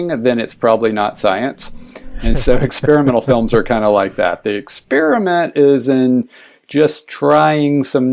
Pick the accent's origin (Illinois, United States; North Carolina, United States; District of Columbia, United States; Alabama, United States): Alabama, United States; moved away as an adult; now in San Francisco, United States; I grew up in Alabama